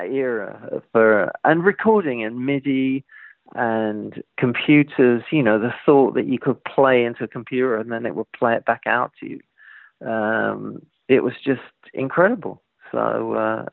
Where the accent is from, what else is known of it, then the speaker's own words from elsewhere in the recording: London, United Kingdom; growing up in East London in the 70s, it wasn't exactly Hollywood